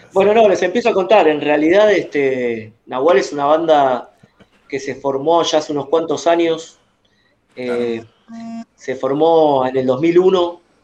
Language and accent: Spanish; Buenos Aires, Argentina; precisamente de, de, Capital Federal, de la ciudad de Buenos Aires